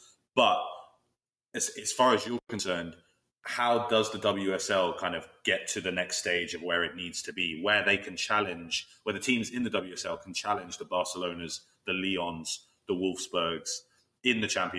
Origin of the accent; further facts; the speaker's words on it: London, United Kingdom; growing up in North London